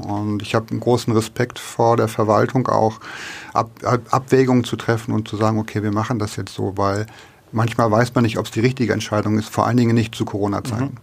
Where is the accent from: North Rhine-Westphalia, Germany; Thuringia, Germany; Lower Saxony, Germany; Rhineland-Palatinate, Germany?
Lower Saxony, Germany; also born or lived in Middle Franconia; now in Nuremberg, Germany; das darf ich sagen, als Niedersachse